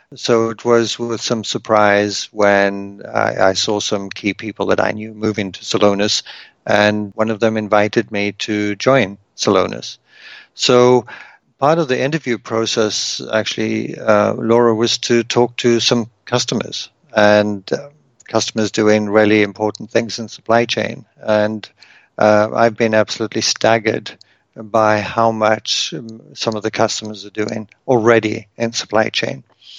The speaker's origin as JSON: {"language": "English", "country": "South Africa", "moved": "as an adult", "lives_now": "Canada", "said": "My wife is from Germany. I'm originally from South Africa, and we met in the US."}